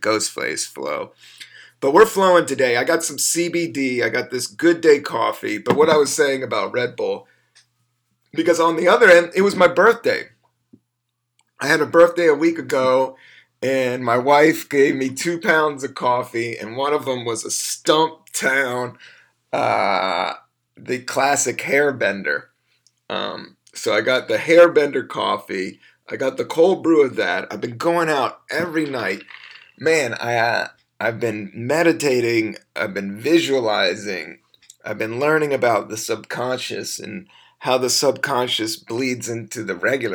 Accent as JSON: {"language": "English", "town": "Washington", "region": "District of Columbia", "country": "United States", "tie": "born or raised there", "moved": "as an adult", "lives_now": "New York, United States", "said": "I grew up in the South. I grew up in D.C."}